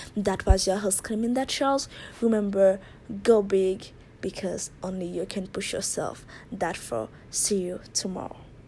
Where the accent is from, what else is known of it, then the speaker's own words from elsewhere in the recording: Haiti; now in Japan; I'm originally from Haiti, but I live in Japan